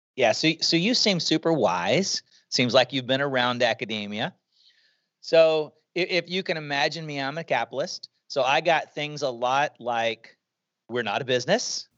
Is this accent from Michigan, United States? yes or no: no; Shreveport, Louisiana, United States; moved away as an adult; We, we moved back to Shreveport, Louisiana, where I was from